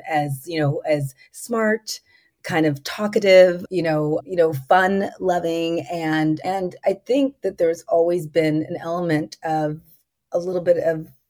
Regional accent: Los Angeles, California, United States; I'm a native of Southern California. I was born in Los Angeles

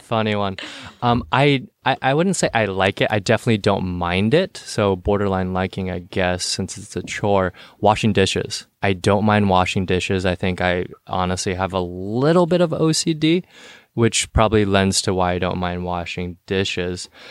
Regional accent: San Jose, California, United States; also born or lived in Cupertino; I'm from the South Bay, so San Jose

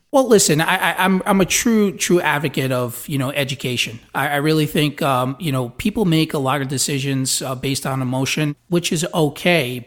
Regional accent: New York City, New York, United States; moved away as an adult; also born or lived in New Jersey; now in Florida, United States; I was born in Brooklyn.

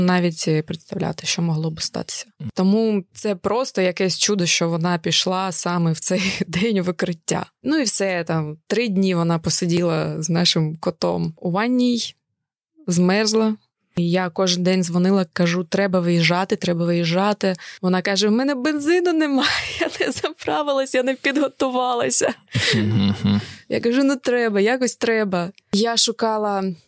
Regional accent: Kharkiv, Kharkiv Oblast, Ukraine; moved away as an adult; also born or lived in Kyiv; now in United Kingdom; я народилася у Харкові але вже багато років е, жила у Києві

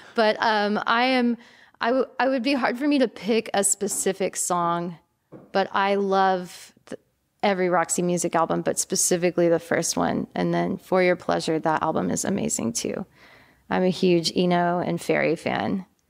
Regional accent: East Texas, United States; now in Austin, United States; growing up in East Texas

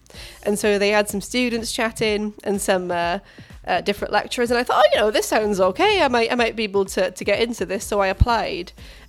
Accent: Wales, United Kingdom; I'm only Welsh.

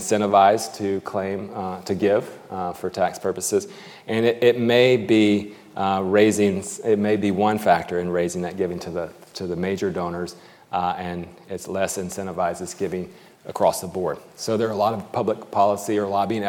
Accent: United States; speaking as an American

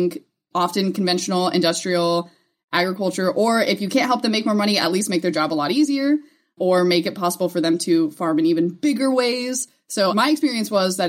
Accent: United States; being an American abroad

